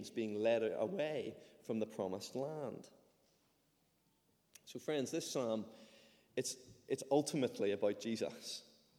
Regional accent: Ireland; moved away; I'm Irish

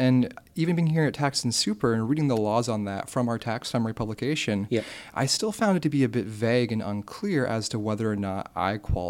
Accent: United States; accent: American; moved away as an adult; now in Australia; based on my accent, having an American accent

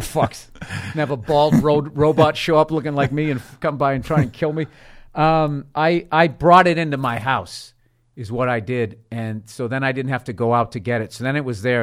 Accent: South Shore of Boston, Massachusetts, United States; also born or lived in Peabody, Massachusetts / Lynnfield, Massachusetts; I grew up in, uh, the South Shore of Boston

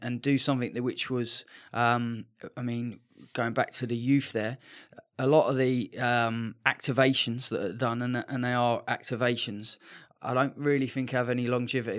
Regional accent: England, United Kingdom; moved away; being English

